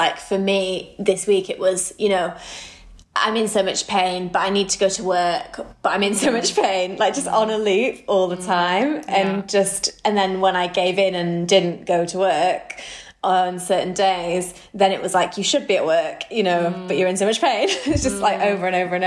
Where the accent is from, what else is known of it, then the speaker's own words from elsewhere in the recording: Manchester, North West England, United Kingdom; we are two gals from Manchester